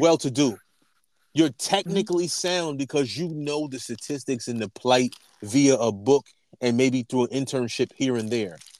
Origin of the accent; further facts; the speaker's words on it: New York, United States; we grew up in New York, around New York